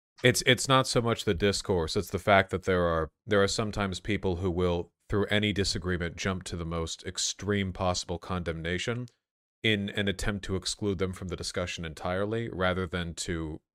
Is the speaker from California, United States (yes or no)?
yes; Beverly Hills, California, United States; now in Pacific Northwest, United States; Yes, I grew up in Beverly Hills.